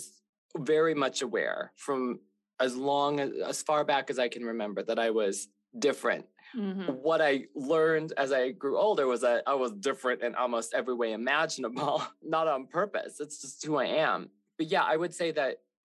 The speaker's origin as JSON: {"language": "English", "region": "Wisconsin", "country": "United States", "tie": "born or raised there", "said": "I grew up in Wisconsin around a bunch of white people"}